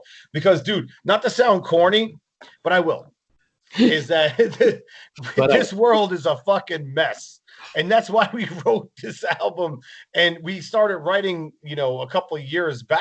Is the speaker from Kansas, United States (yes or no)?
no; New Jersey, United States; moved away; we're from New Jersey originally